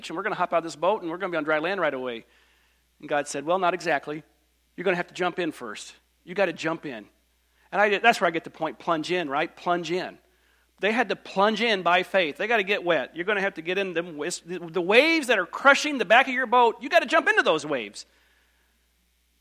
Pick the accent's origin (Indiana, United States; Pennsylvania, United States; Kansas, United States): Indiana, United States; Bedford; now in Wisconsin, United States; I grew up in Bedford, Indiana, little bitty church